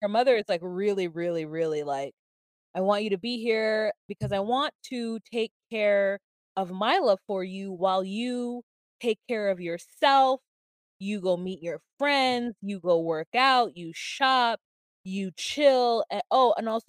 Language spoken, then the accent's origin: English; United States; I'm American Black and I'm American